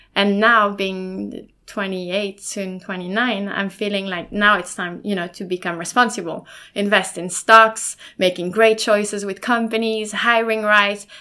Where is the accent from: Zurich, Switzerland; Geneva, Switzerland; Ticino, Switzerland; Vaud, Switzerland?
Vaud, Switzerland; Lausanne; first language German and French; English is a second language; now in Sweden; I was born in Switzerland, in Lausanne, from two um, from two parents, obviously